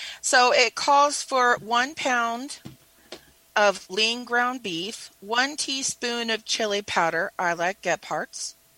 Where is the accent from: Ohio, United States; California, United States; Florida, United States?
California, United States; Carson; Okay, I'm sorry. I'm from Carson, California.